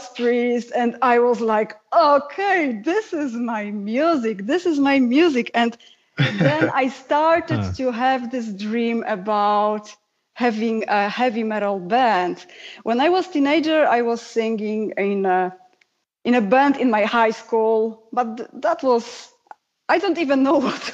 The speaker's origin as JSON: {"language": "English", "country": "Poland", "first_language": "Polish", "second_language": "English", "said": "Polish is my first language"}